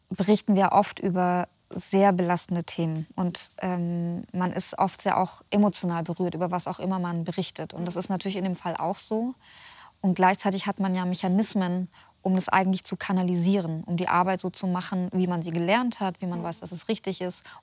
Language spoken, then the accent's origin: German; Germany; Ich war 14 Jahre alt. Ich bin in Deutschland aufgewachsen.